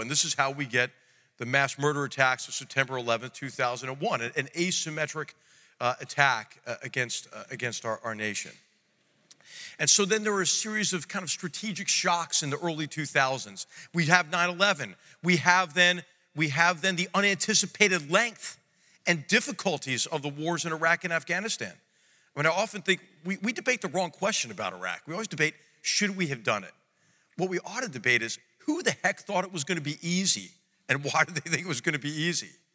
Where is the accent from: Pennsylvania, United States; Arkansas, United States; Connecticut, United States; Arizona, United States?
Pennsylvania, United States; Philadelphia; my hometown of, of Philadelphia, Pennsylvania